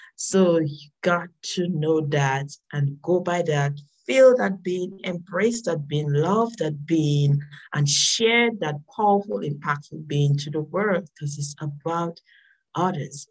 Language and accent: English; Dominica; I am from the nature island of the Caribbean. Uh, it's Dominica, not Dominican Republic